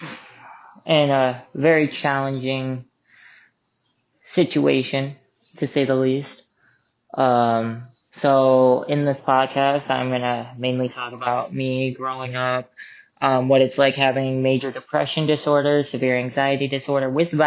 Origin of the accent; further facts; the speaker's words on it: Sioux Falls, South Dakota, United States; growing up in Sioux Falls, South Dakota